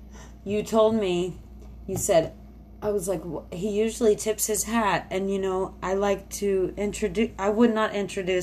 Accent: the South, United States; Hey, guess what? We're from the South.

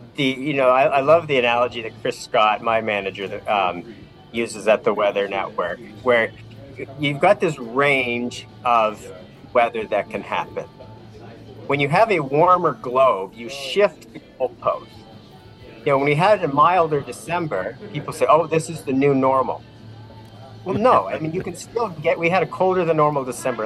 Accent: Vineland, Ontario, Canada; I grew up in Vineland

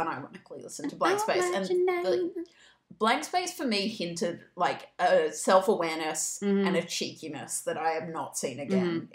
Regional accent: Australia; I am Australian

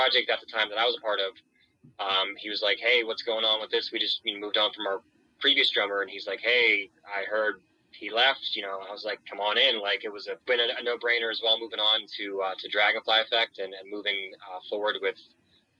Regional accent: Pittsburgh, Pennsylvania, United States; We're from Pittsburgh, Pennsylvania. We're from a small part of Pittsburgh, relatively small. It's Irwin, Greensburg, kind of North Huntington

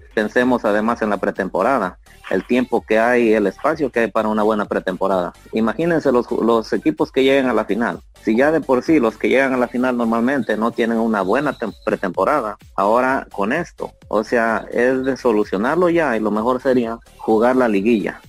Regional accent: Puebla, Mexico; Yo soy del estado de Puebla

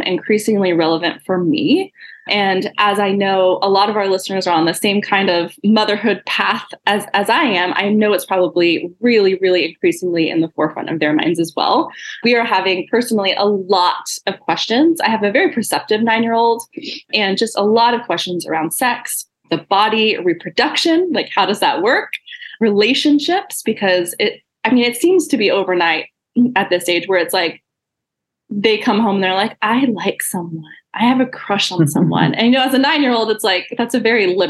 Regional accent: Texas, United States; I'm a Texas gal too

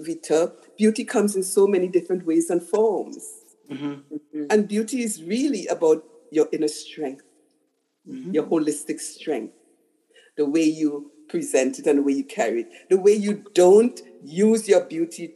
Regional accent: Trinidad & Tobago; I was a little girl growing up in Trinidad, which is a very racist country

